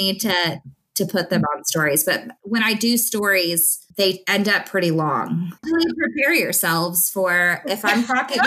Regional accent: Naples, Florida, United States; moved away; also born or lived in Oklahoma; I am getting married in Naples, Florida, which is where I'm from

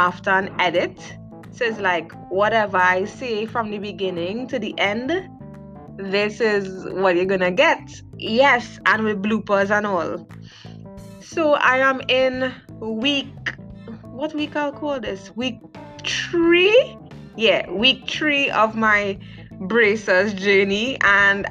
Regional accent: South Trinidad, Trinidad & Tobago; I am from South Trinidad

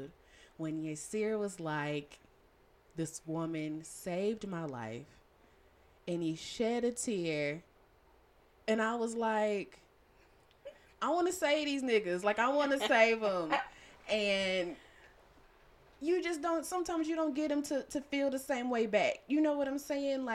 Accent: Shreveport, Louisiana, United States; my hometown of Shreveport, Louisiana

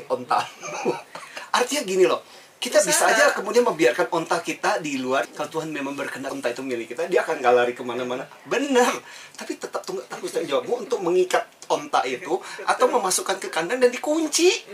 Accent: Kalimantan, Indonesia; moved away as an adult; now in Jakarta, Indonesia; saya dibesarkan di Kalimantan

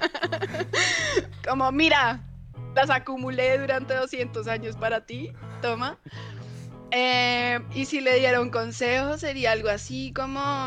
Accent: Bogotá, Colombia; moved away as an adult; also born or lived in Cali, Colombia; now in Chile; yo nací en Bogotá, pero me fui a vivir muy, muy pequeñita a Cali. Em, así que viví en Cali hasta como los cuatro o cinco años, eh, que me volví a vivir a, a Bogotá

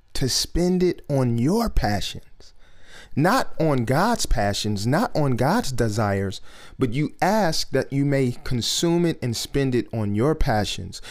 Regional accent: Detroit, Michigan, United States; just growing up in Detroit and growing up around industry people here in Detroit

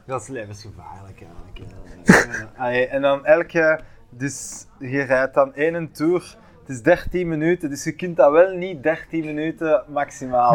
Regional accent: Bruges, Flanders, Belgium; bij ons in Brugge

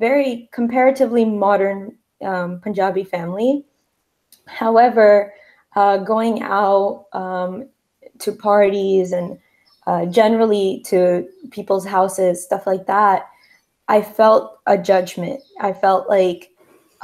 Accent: New Jersey, United States; I'm from New Jersey, and I am the second generation in America

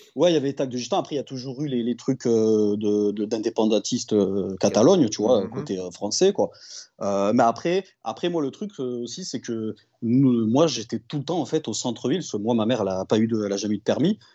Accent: Perpignan, Occitania, France; je suis bah, de Perpignan, originaire de Perpignan, le, du coup le, sud euh, du sud

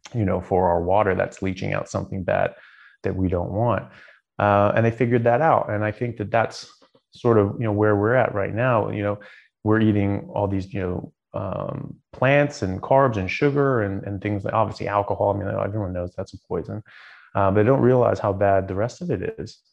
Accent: United States; moved away as an adult; also born or lived in Southern California / Seattle, Washington / Ireland; now in Australia; I grew up in in Southern California in Seattle

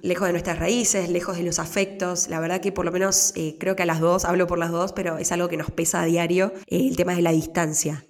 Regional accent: Argentina; moved away as an adult; also born or lived in New York, United States; now in Switzerland; yo no, no parí en mi país

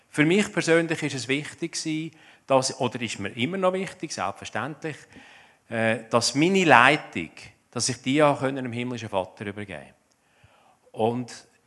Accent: Zurich, Switzerland; Ich komme aus dem Zürich Oberland, das gehört man wahrscheinlich auch.

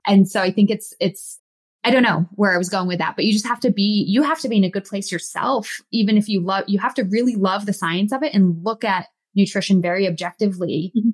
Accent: Massachusetts, United States; I grew up in Massachusetts

